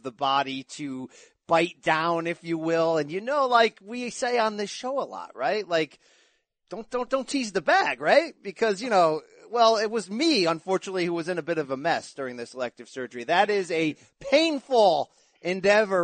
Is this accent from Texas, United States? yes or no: no; New York City, New York, United States; from Brooklyn